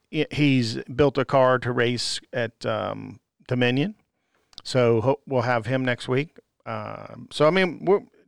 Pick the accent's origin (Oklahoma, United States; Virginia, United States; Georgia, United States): Virginia, United States; I'm from Virginia.